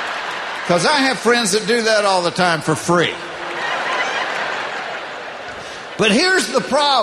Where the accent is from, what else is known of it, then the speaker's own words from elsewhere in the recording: the South, United States; But I was raised in the South, and my mother taught me never to do that in front of a woman